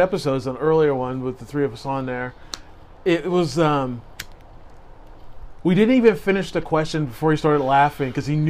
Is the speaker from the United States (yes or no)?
no; Vancouver, British Columbia, Canada; growing up in Vancouver and being the only white black guy in an all white area.